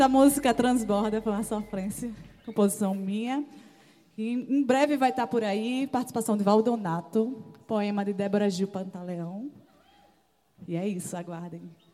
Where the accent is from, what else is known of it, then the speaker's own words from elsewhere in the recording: Valentina de Figueiredo, Paraíba, Brazil; eu sou do Valentina de Figueiredo, perto da Torre de Babel, a galera da Perifa